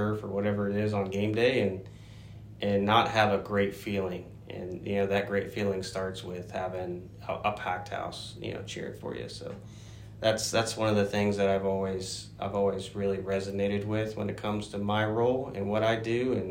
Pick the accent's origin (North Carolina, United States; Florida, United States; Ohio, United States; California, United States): Ohio, United States; Greenville; moved away; I grew up in Ohio. And, you know, a small town called Greenville, about 1.5 hours north of Cincinnati